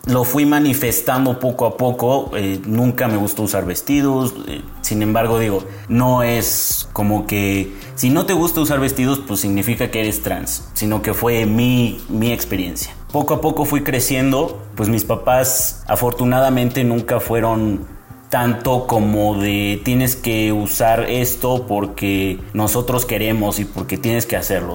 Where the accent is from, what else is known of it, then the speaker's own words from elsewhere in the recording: Mexico City, Mexico; soy de la Ciudad de México